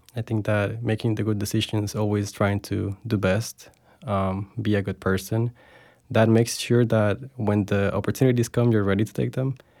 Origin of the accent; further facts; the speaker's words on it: Bogota, Bogotá Capital District, Colombia; moved away as an adult; now in Florida, United States; I was born and raised in Bogota, Colombia. I lived there my whole life